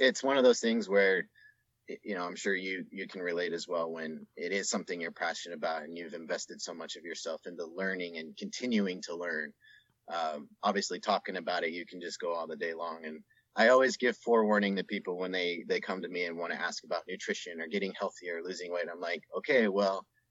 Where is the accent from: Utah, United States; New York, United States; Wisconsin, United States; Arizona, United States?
Utah, United States; just outside of Salt Lake City; I grew up just outside of Salt Lake City